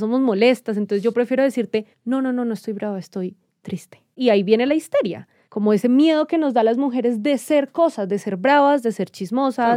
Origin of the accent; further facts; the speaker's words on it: Cali, Valle del Cauca, Colombia; también venimos de Cali, ¿no? Que Cali, pueblo chico, infierno grande